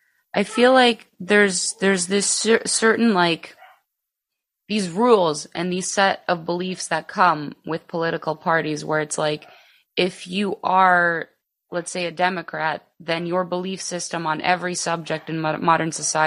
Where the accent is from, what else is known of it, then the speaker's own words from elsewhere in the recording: Chicago, Illinois, United States; also born or lived in Greece; So I'm actually the only one that's from here, born and raised here. I did leave, at the age of 10, I actually moved to Greece. And then I came back. So I'm actually like a Greek American. So I was born in the east side of Chicago.